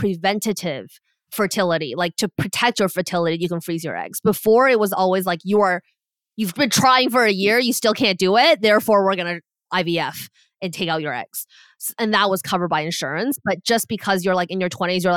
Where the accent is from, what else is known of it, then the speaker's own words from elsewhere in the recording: Canada; So we're both Canadian